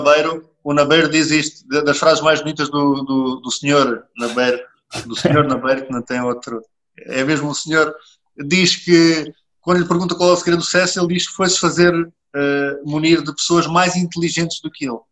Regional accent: Portugal; nós portugueses temos muito esta capacidade

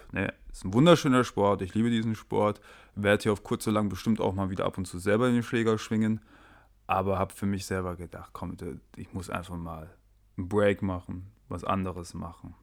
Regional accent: Germany; moved away as an adult; now in Sweden; wir als Deutsche keinen tatsächlichen Akzent im Schwedisch haben

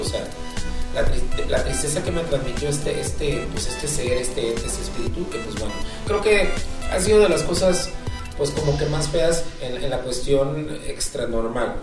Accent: Acapulco, Guerrero, Mexico; now in Puebla, Mexico; para nosotros, en Acapulco

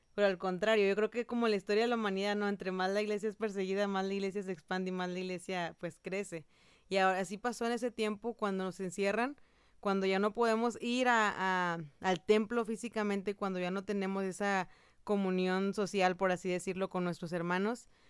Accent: Mexico; yo, mexicana, estoy acá en Costa Rica

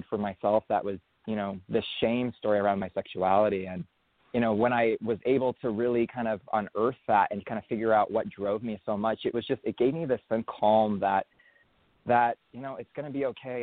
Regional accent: San Francisco Bay Area, California, United States; I grew up in the San Francisco Bay Area.

